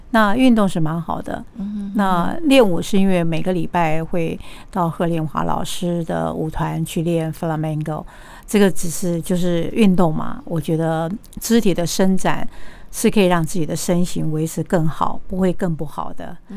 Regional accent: Kaohsiung, Taiwan; moved away; 回到我的出生地高雄

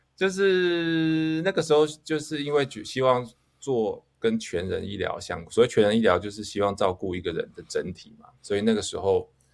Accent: Taichung, Taiwan; 我就去考 五权，五权，中，台，台中的五权中学

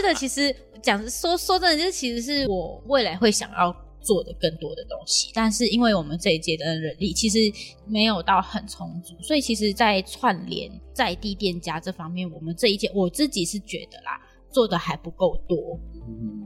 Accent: Malaysia; now in Tainan, Taiwan; 我是马来西亚人

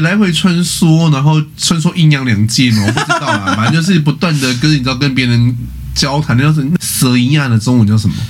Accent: Kaohsiung, Taiwan; 我是高雄人

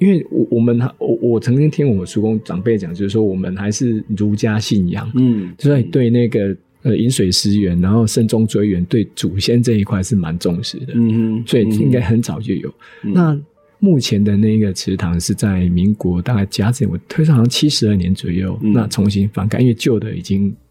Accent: Minxiong, Chiayi County, Taiwan; 我从小生活在丰收村

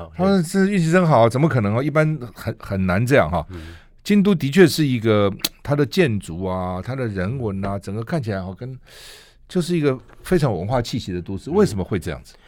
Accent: Taiwan; 我们台湾人真的去哈，到底该看哪些地方

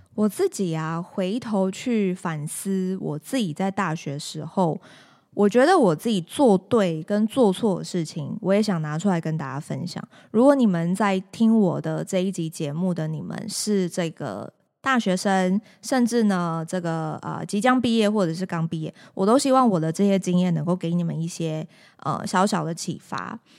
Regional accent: Taiwan; 土生土长的这个台湾人

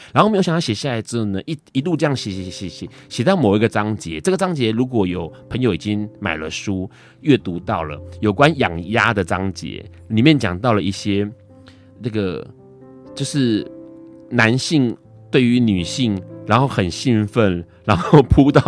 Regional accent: Tainan, Taiwan; 我不是高雄人，我是台南人。

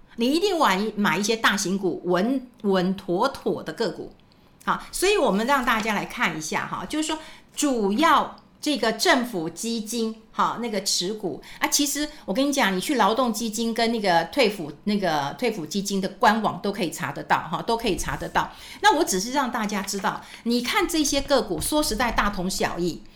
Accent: Taiwan; 那是不是我们台湾人都很保守啊？

